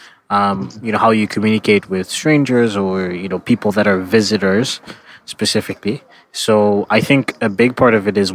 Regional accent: Canada; moved away as an adult; now in China; if I say Canada

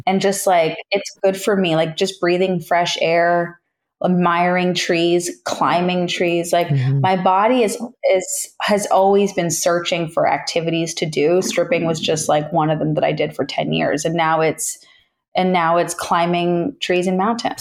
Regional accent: Toronto, Ontario, Canada; moved away as an adult; also born or lived in Australia / New York; my hometown of Toronto, Ontario

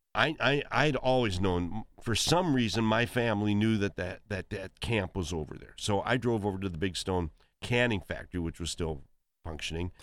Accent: Milbank, South Dakota, United States; born or raised there; moved away; also born or lived in Webster, South Dakota / Summit, South Dakota

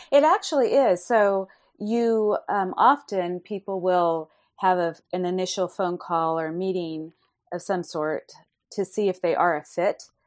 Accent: Fresno, California, United States; my hometown of Fresno, California

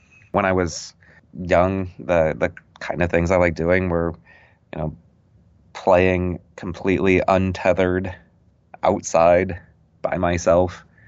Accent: Wolf Point, Montana, United States; I'm not originally from Illinois or the Midwest. I'm from Montana. {S1} Oh. {S0} I was born in Wolf Point, Montana, which is the largest city on the Fort Peck Indian Reservation.

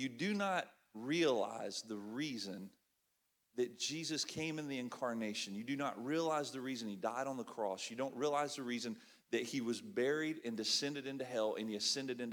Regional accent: Alabama, United States; moved away as an adult; now in Sucua, Ecuador; I'm from Alabama

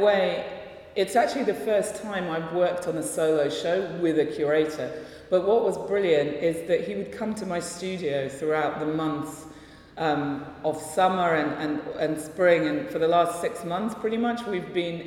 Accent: London, United Kingdom; first language Russian; also born or lived in Russia; I feel very much like I am from London, which is where I've lived pretty much all my life

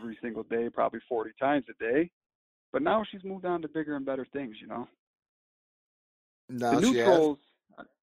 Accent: United States; I'm from America

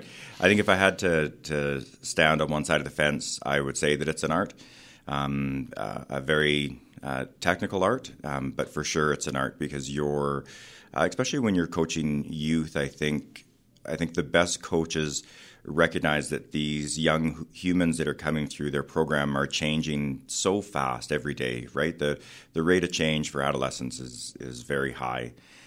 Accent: Edmonton, Alberta, Canada; also born or lived in Calgary; Yeah, so I grew up in Edmonton

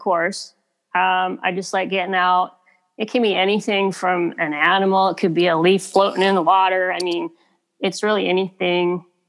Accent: Kitimat, British Columbia, Canada; moved away; I grew up on the West Coast, so I just grew up loving nature. I grew up fishing on the Kitimat River

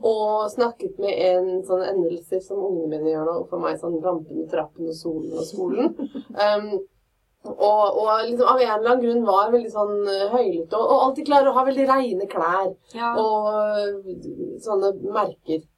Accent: Fredrikstad, Østfold, Norway; accent: Fredrikstad dialect; Jeg er fra Fredrikstad, masse stolthet Fredrikstad-dialekta, men allmåge sa vi

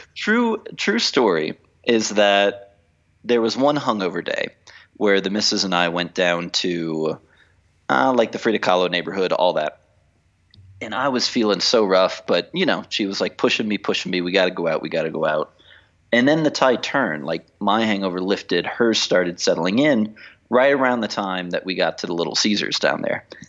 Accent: United States; now in Mexico City, Mexico; as an American

